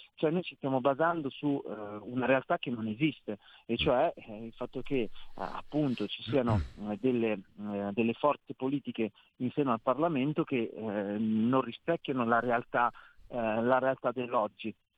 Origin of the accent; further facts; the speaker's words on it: Milan, Lombardy, Italy; sono milanese